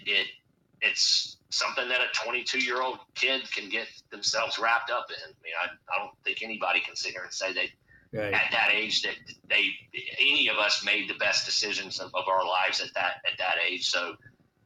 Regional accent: North Carolina, United States; I was born in South Carolina and grew up in North Carolina

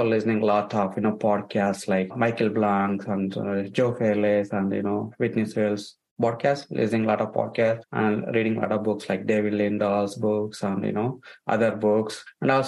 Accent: India; moved away as an adult; I came from India. I came 2 years in 2007.

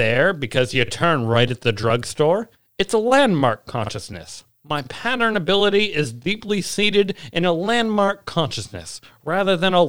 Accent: Washington, United States; also born or lived in Tacoma; I grew up on the Olympic and Kinsack peninsulas in the state of Washington. And even when we lived in Tacoma, we lived on the outskirts.

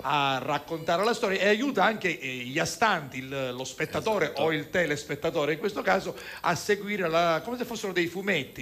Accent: Catania, Sicily, Italy; quei cantastorie che io da bambino incontravo a Fero Lune in piazza Carlo Alberto. Io abitavo all'incrocio tra via eh, Filippo Corridoni e via Pacino

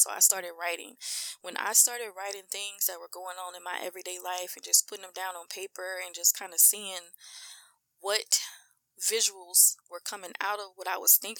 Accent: Mansfield, Louisiana, United States; we really from Mansfield

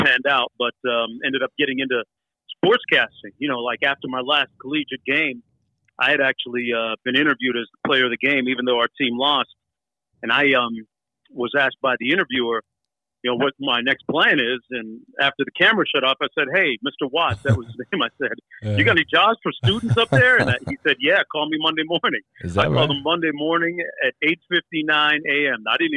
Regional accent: Toronto, Ontario, Canada; born in Toronto, man. I grew up in Toronto.

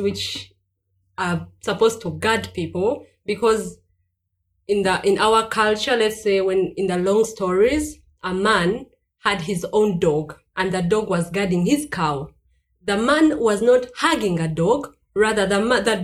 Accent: Uganda; moved away as an adult; now in Stuttgart, Germany; I come from Uganda, and currently I'm living in Stuttgart

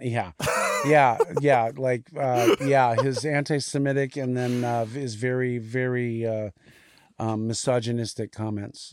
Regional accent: Hawaii, United States; moved away; grew up in Hawaii

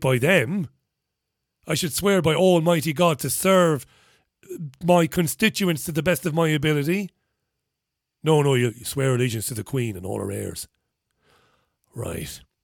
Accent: Ireland; I'm Irish

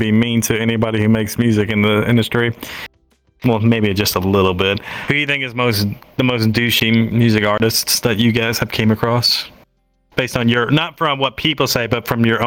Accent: Nashville, Tennessee, United States; I grew up in the Music City

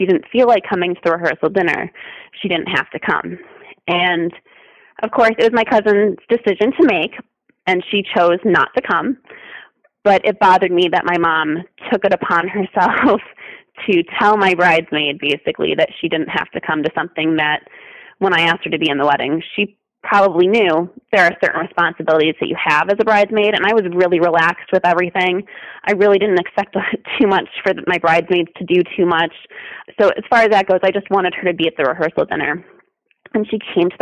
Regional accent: Detroit, Michigan, United States; I come from the Motor City and we're a big car family. My dad worked for GM

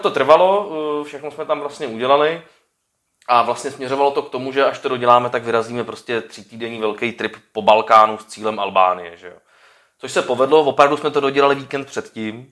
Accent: Czechia; my Češi

